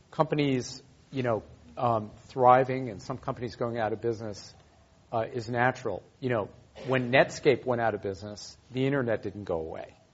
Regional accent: Chicago, Illinois, United States; I'm from Chicago, where we can go three weeks without the sun shining.

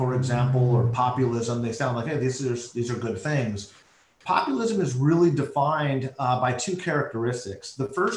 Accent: United States; as an American

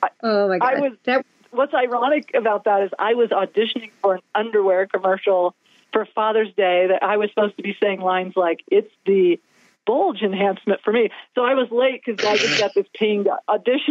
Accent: the Ozarks, United States; I'm from the Ozarks.

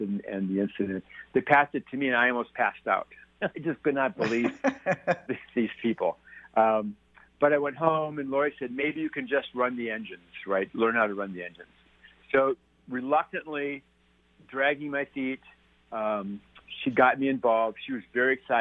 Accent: Minnesota, United States; moved away as an adult; also born or lived in Colorado / Winnipeg, Canada / Switzerland; now in Santa Fe, United States; I grew up in Minnesota on a small farming community.

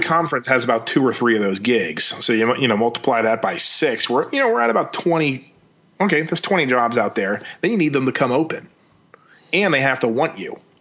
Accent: Maryland, United States; I grew up in Maryland

